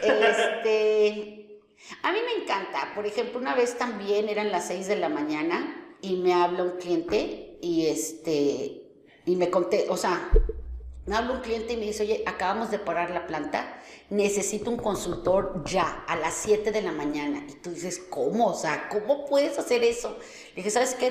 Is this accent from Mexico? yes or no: yes; Mexico City, Mexico; moved away as an adult; also born or lived in Guadalajara; now in Monterrey, Mexico; Yo soy de la Ciudad de México y viví 15 años en Guadalajara y ya tengo pues 21 años aquí en, Monterrey